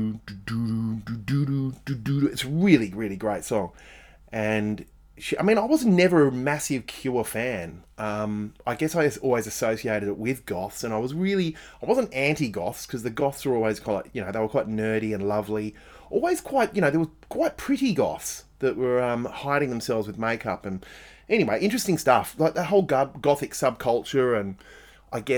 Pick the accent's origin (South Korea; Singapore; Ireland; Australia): Australia; being Australian